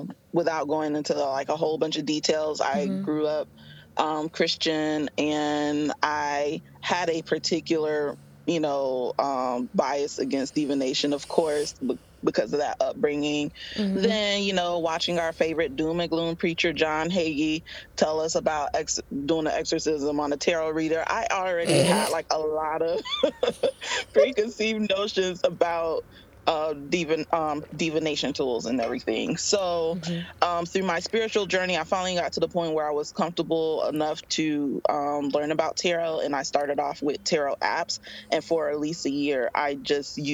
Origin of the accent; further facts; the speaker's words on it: West Palm Beach, Florida, United States; now in Tampa, United States; I grew up in West Palm Beach, Florida, but I currently reside in Tampa, Florida